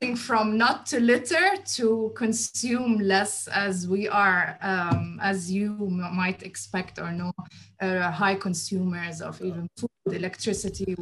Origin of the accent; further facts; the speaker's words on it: Abu Dhabi, United Arab Emirates; I was born here in Abu Dhabi in the UAE. Um, yeah, I lived here all my life